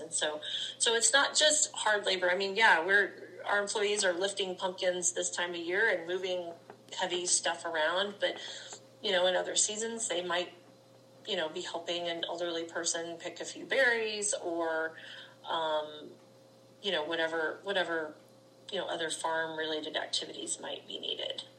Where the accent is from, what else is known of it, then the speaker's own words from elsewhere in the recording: Lexington, Missouri, United States; I am from Lexington, Missouri